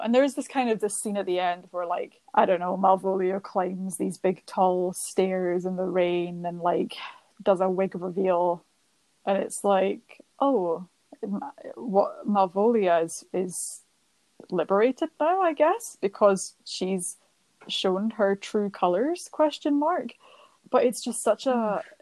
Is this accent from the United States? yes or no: no; Scotland, United Kingdom; as a Scottish person